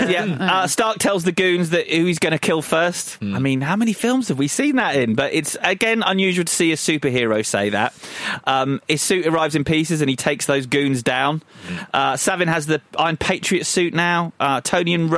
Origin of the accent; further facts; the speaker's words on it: Croydon, London, United Kingdom; I was from Croydon